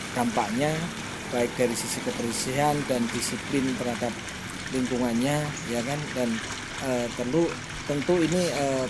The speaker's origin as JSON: {"language": "Indonesian", "town": "Purworejo", "region": "Central Java", "country": "Indonesia", "tie": "born or raised there", "also_born_or_lived": "Kampung Narugun, Ciawi, Bogor", "moved": "yes", "lives_now": "Bogor, Indonesia", "said": "saya lahir di Purworejo 18 April 1967 tinggal di kampung Narugun mulai tahun 95"}